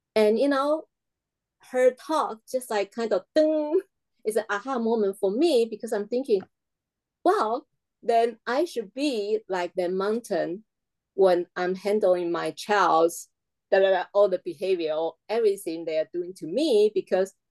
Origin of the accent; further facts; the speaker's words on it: Taiwan; English is a second language; moved away; my home country, Taiwan